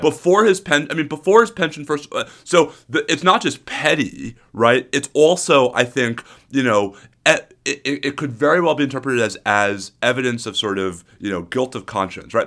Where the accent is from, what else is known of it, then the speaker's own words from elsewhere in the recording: New York, United States; now in Austin, United States; I have a New Yorker stoicism.